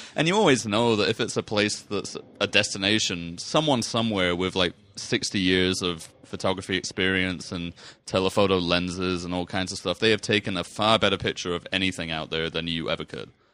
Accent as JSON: {"language": "English", "region": "England", "country": "United Kingdom", "moved": "yes", "lives_now": "United States", "said": "I'm from England. We have none of this kind of nature there."}